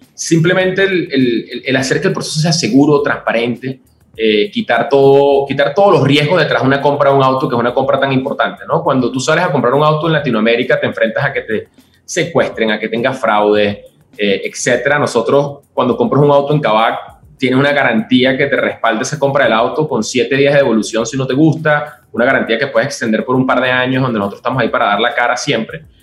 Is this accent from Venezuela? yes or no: yes; Venezuela; moved away as an adult; also born or lived in Colombia; now in Mexico; Yo soy venezolano y he estado viviendo por todo el mundo en los últimos 10 años